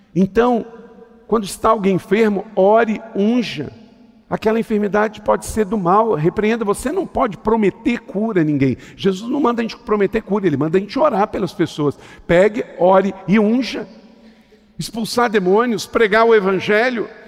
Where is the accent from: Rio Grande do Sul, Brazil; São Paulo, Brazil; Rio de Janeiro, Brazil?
Rio de Janeiro, Brazil; interior of Rio de Janeiro state, Brazil; eu sou do interior do estado do Rio de Janeiro